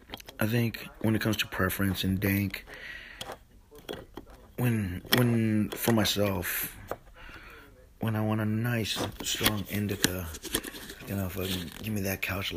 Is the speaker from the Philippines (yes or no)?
yes; Philippines; I'm Filipino, man. Fucking give me a bowl of rice with that shit.